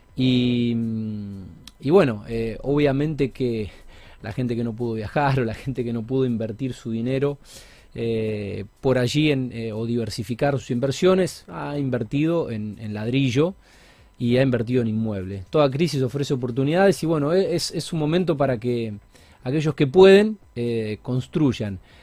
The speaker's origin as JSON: {"language": "Spanish", "country": "Argentina", "said": "Somos argentinos, vivimos en, Argentina"}